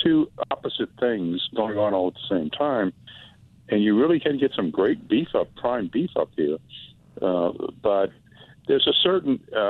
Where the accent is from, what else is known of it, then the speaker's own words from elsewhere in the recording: New Orleans, Louisiana, United States; now in Asheville, United States; I'm from New Orleans, but I live in Asheville, North Carolina now, which is sort of vegan central.